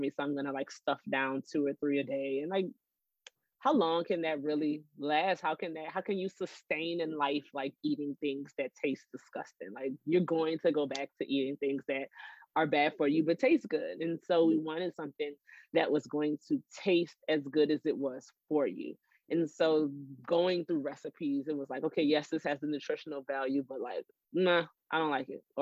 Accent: New Orleans, Louisiana, United States; moved away as an adult; also born or lived in Los Angeles / New York; now in Dallas, United States; we're from New Orleans.

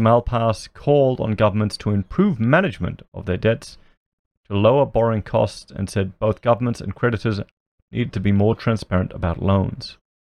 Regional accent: Australia; I'm an Australian YouTuber

